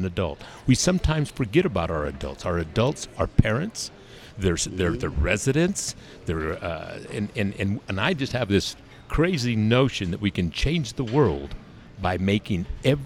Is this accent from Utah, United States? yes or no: yes; Salt Lake City, Utah, United States; I'm born in Salt Lake, raised in Salt Lake, and raised by Salt Lake.